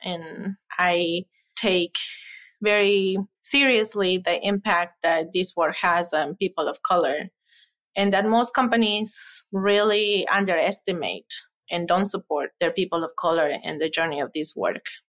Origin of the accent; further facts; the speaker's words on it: Ecuador; moved away as an adult; now in Madison, United States; I am originally from Ecuador, came here for college